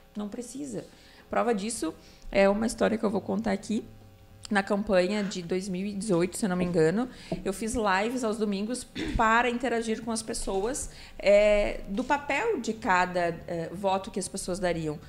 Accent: Novo Hamburgo, Rio Grande do Sul, Brazil; minha terra natal, que é Novo Hamburgo

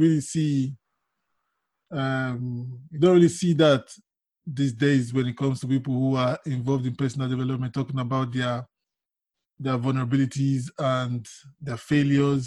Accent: Nigeria; moved away; I'm from Nigeria.

